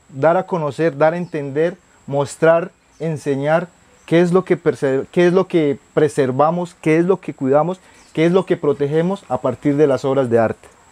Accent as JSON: {"language": "Spanish", "region": "Putumayo", "country": "Colombia", "tie": "born or raised there", "moved": "yes", "said": "artista indígena, del departamento del Putumayo, nací en la Amazonía, soy quichua, hablante del quechua"}